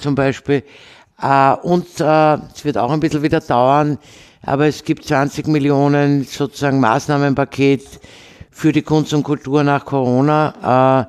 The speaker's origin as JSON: {"language": "German", "region": "Vienna", "country": "Austria", "tie": "born or raised there", "said": "ich bin ja eine Wienerin, also in Wien geboren und habe sozusagen klassische Wienerin mit vier Großeltern"}